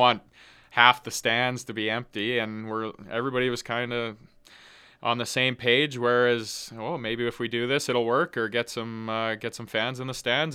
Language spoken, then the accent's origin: English; Edmonton, Alberta, Canada; being from Edmonton